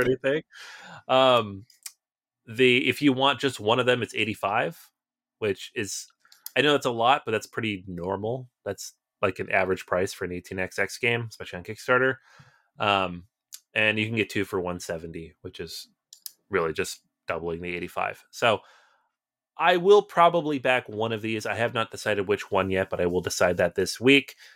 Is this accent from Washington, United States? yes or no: yes; Seattle, Washington, United States; moved away; I'm originally from Seattle